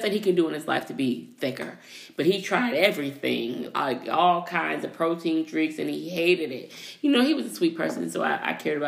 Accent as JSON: {"language": "English", "region": "West Coast", "country": "United States", "tie": "born or raised there", "moved": "as an adult", "said": "I grew up on the West Coast"}